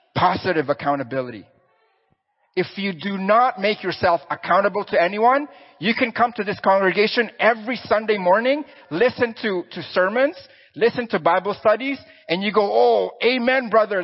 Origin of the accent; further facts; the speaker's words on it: Philippines; moved away; I'm Filipino, born and raised there.